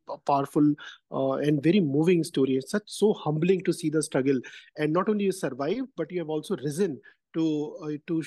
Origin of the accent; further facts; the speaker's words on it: India; I come from India